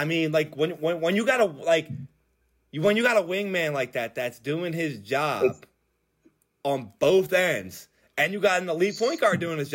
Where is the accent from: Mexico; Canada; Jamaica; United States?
United States; Philadelphia, Pennsylvania; we're from Philly